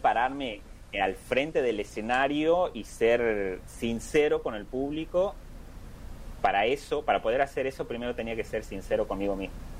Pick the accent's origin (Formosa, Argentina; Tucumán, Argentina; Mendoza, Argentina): Tucumán, Argentina; Simoca; donde yo vengo, de Tucumán, de Simócala, del norte, de Argentina